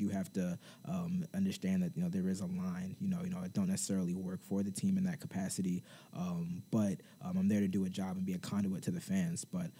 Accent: Baltimore, Maryland, United States; moved away as an adult; now in Miami, United States; I'm from the Baltimore area. You know, it's no surprise. Obviously, I grew up a big Ravens fan

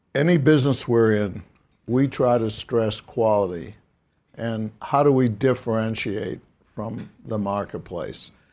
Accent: Brookline, Massachusetts, United States; growing up in Brookline, Massachusetts

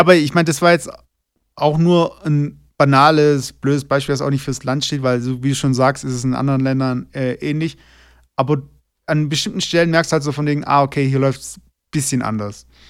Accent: Germany; moved away as an adult; now in Toluca, Mexico; als Deutscher

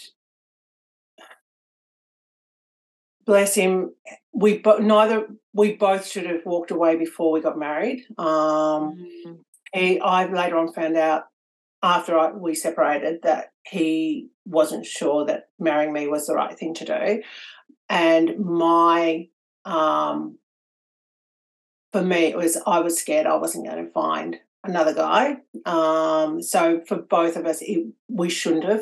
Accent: Victoria, Australia; also born or lived in Melbourne; I'm from Victoria in Australia, and up until 14 months ago, I was living in Melbourne, but currently I'm living in a small country town about 2 hours from the city.

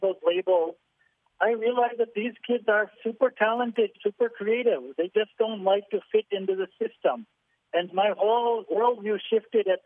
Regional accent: Willowbrook, Illinois, United States; moved away as an adult; now in India; I grew up in Willowbrook and went to Hinsdale South High School there

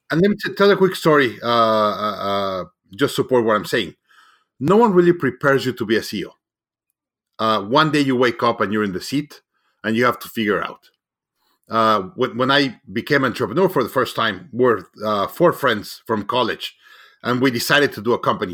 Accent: Mexico; moved away; I'm originally from Mexico

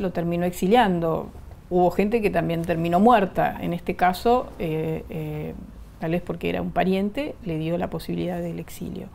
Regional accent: Argentina; also born or lived in Bolivia; yo soy ciudadana argentina, pero ah, nací en Bolivia. Eh, mi familia, mis, padres, los dos eran bolivianos. Llegamos en el año 62, yo tenía cuatro años

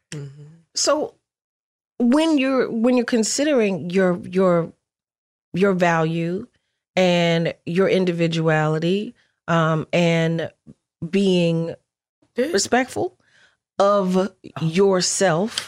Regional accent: Philadelphia, Pennsylvania, United States; I'm from Philly

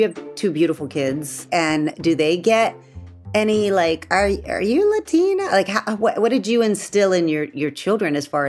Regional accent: Texas, United States; I'm from Texas and we make flour tortillas.

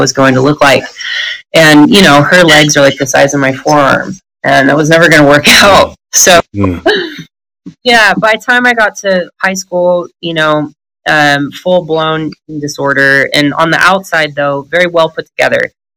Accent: Northern California, United States; I grew up in Northern California

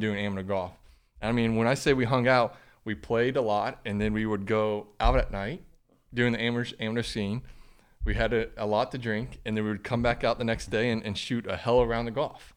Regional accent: Grant, Florida, United States; growing up in Grant, Florida

